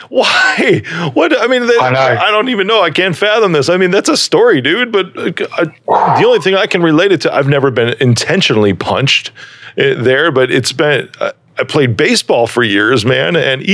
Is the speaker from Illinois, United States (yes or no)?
yes; Chicago, Illinois, United States; My family, though, dude, I mean, born and raised in Chicago.